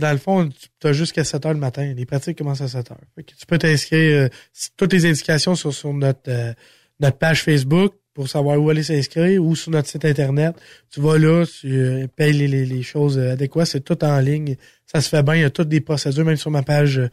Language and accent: French; Sainte-Eulalie, Quebec, Canada; je suis natif de Saint-Eulalie